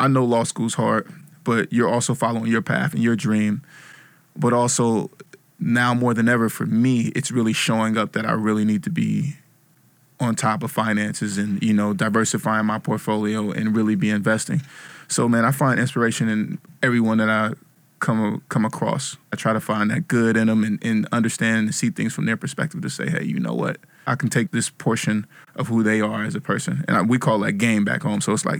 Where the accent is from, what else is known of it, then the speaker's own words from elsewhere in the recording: Vallejo, California, United States; now in New York, United States; From Vallejo, California.